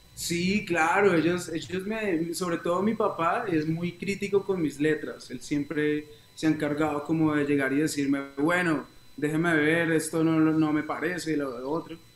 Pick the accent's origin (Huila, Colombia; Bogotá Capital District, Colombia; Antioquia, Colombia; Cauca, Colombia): Huila, Colombia; Neiva; also born or lived in Bogotá / United States; yo nací en Bogotá, pero a los ocho años me fui a vivir a una ciudad que se llama Neiva, en, en un departamento